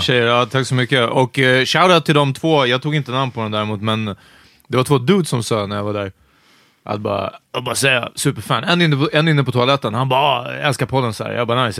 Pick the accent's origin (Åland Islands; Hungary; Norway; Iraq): Hungary; now in Sweden